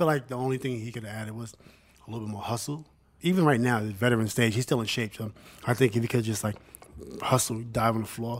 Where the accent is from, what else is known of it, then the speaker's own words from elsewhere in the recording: New York, United States; I'm from New York, so I'm naturally a Knicks fan.